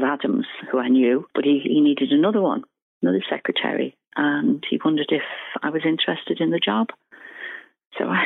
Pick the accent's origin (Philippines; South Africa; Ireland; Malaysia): Ireland; I'm Irish and all my relations worked, you know, in the government, you know, like the civil service